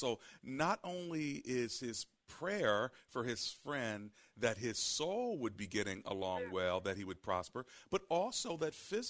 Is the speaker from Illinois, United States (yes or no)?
no; Prince George's County, Maryland, United States; I was raised in Prince George's County, have family there